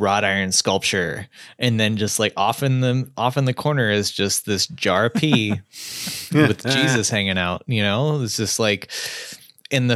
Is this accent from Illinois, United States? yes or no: no; Oklahoma, United States; also born or lived in Mississippi; growing up in Oklahoma and spending time in Mississippi